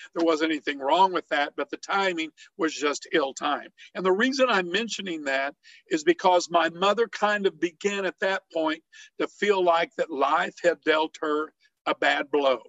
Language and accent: English; Herrin, Illinois, United States; moved away; I am originally from Southern Illinois, a little town called Heron, Illinois. And this is an area that is coal mining country.